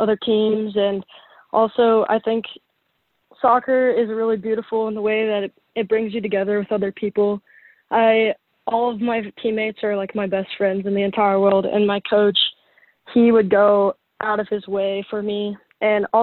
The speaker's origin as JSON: {"language": "English", "region": "Colorado", "country": "United States", "moved": "as an adult", "lives_now": "Nebraska, United States", "said": "I'm from Colorado"}